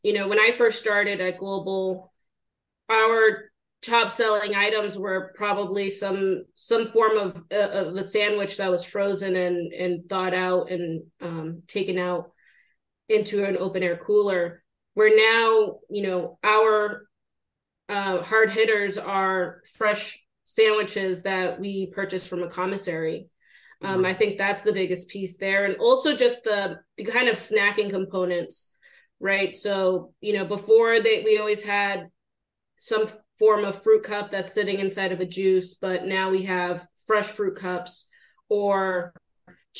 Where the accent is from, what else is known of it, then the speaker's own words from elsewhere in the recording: Boston, Massachusetts, United States; I grew up in Boston, Massachusetts